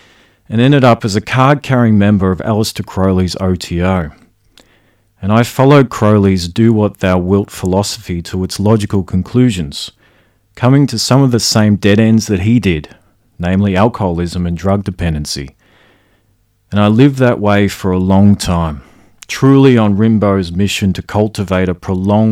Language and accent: English; Creswick, Victoria, Australia; I grew up in a little country town outside of Ballarat called Creswick